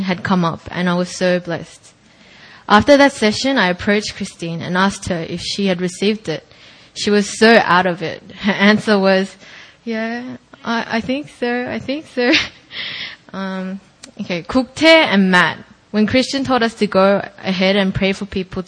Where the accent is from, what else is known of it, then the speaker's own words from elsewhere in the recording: Australia; moved away; going to my hometown